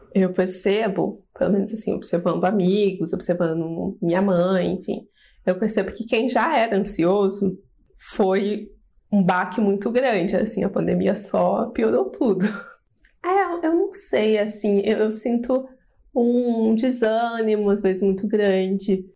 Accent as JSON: {"language": "Portuguese", "town": "Poços de Caldas", "region": "Minas Gerais", "country": "Brazil", "moved": "as an adult", "lives_now": "São Paulo, Brazil", "said": "sou de Poços de Caldas, Minas Gerais, mas moro aqui em São Paulo há 7 anos já"}